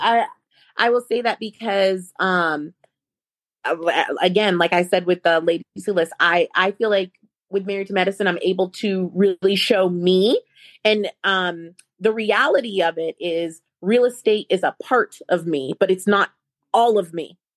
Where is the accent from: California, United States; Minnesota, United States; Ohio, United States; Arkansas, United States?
Ohio, United States; moved away as an adult; also born or lived in Alabama; now in Atlanta, United States; I was born in the United States. I grew up in Ohio